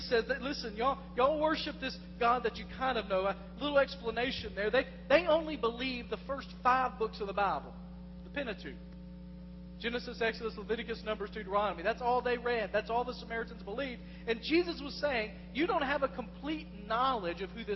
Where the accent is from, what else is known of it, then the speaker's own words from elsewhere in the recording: West Tennessee, United States; moved away as an adult; I've lived in West Tennessee. I lived there 28 of the first 31 years of my life.